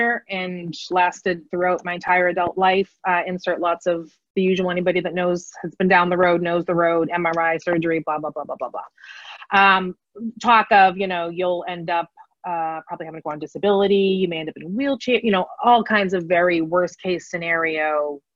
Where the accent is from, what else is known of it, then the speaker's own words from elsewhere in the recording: Lowell, Massachusetts, United States; I'm from Lowell, Massachusetts.